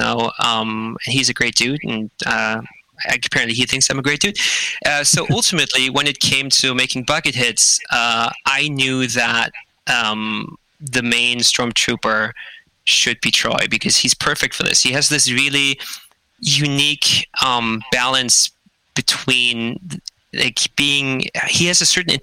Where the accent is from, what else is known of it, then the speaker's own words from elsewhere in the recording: Germany; moved away as an adult; now in Vancouver, Canada; I grew up in Germany, went to school there, and then came over to Vancouver in 2013